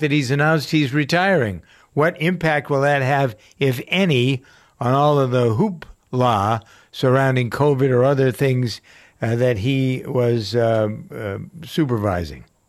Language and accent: English; Framingham, Massachusetts, United States; here in my hometown of Framingham, Massachusetts